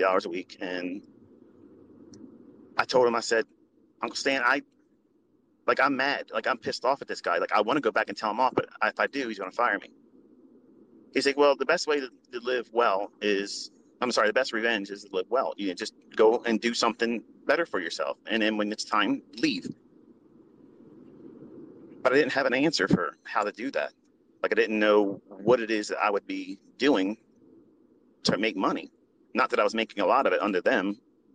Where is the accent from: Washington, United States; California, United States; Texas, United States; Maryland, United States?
Maryland, United States; Middle River; I'm from Middle River, which is across the street, basically, from Essex, which is down the street from Dundalk, Maryland. Okay. And they are like the armpits of Maryland. Okay. As far as like white trash, like that's the areas where you see it from. And I can say that because I came up from it